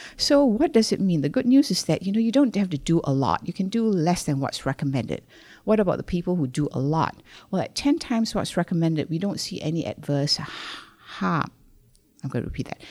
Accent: Malaysia; moved away as an adult; I was born in Malaysia. I came over here to do a master's in public health

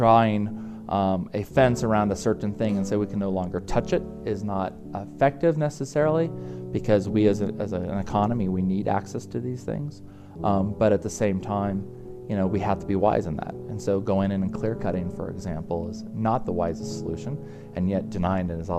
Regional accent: Jackson, Wyoming, United States; I grew up in Jackson Hole, so I'm very blessed to have been right underneath the Grand Tetons

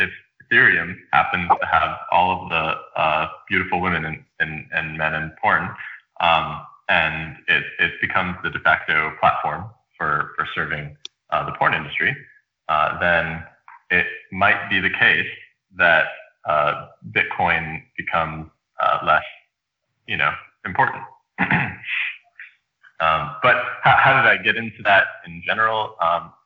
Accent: Rockville, Maryland, United States; moved away as an adult; also born or lived in upstate New York; I grew up in the suburbs of D.C. in the Maryland side in Rockville, Maryland

